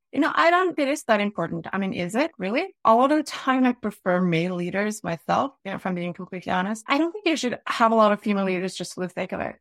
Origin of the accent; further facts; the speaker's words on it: Norway; I was born in Ofa, in Norway. I grew up in the suburbs by the ocean